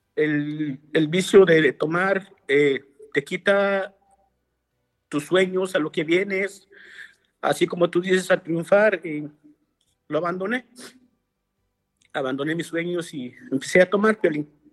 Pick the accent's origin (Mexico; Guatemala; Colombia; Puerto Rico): Guatemala; moved away as an adult; now in Los Angeles, United States; soy de Guatemala. nosotros, pues allá donde, donde yo vengo, se puede decir, nosotros le decimos aldea